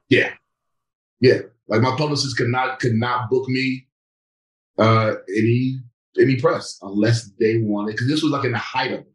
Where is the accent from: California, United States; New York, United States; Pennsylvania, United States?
New York, United States; growing up in New York where people don't care who you are